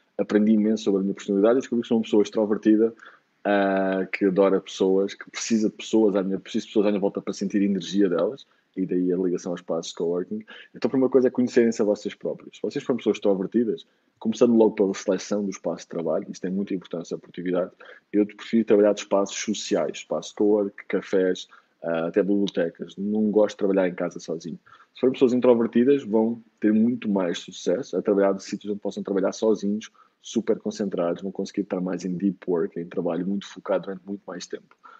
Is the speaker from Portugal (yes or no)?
yes; Lisbon, Portugal; moved away as an adult; also born or lived in Germany / Bali; sou de Lisboa